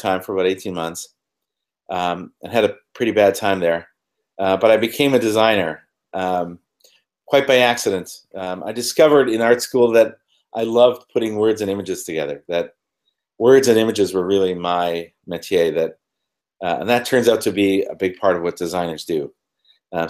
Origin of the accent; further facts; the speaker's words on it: Ontario, Canada; moved away as an adult; also born or lived in London; I was born in Canada, northern Canada, about 6 hours north of Toronto